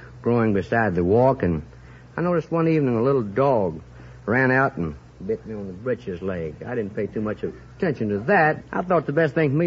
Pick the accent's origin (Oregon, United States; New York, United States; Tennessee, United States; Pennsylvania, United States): Tennessee, United States; Somerville; Somerville, Tennessee.